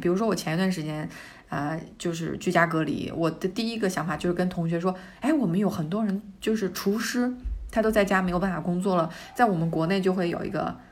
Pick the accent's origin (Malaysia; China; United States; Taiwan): China; now in Spain; 我们中国人真的是有的时候加班加得太严重